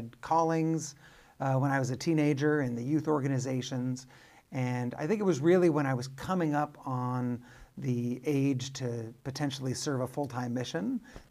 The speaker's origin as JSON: {"language": "English", "town": "Arcadia", "region": "California", "country": "United States", "tie": "born or raised there", "said": "I grew up in Southern California, a suburb of Los Angeles called Arcadia."}